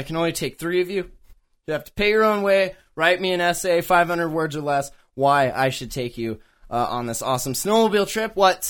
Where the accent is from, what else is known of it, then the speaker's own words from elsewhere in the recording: Canada; when I travel abroad, I have to tell people I'm motherfucking Canadian.